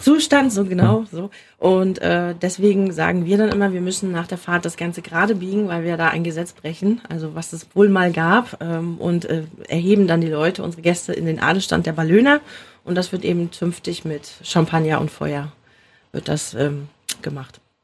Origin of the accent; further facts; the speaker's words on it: Mecklenburg-Vorpommern, Germany; hier bei uns in Mecklenburg-Vorpommern